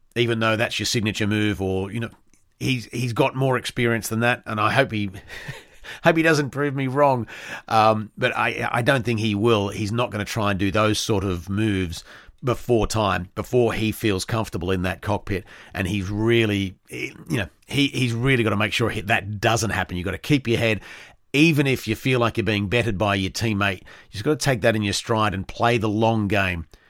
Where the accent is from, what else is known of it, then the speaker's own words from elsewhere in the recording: Australia; being an Australian